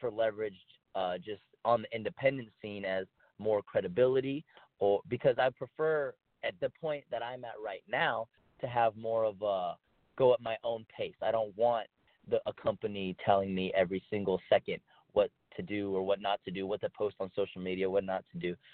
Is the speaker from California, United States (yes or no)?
no; El Paso, Texas, United States; Uh, well, I grew up in El Paso, Texas.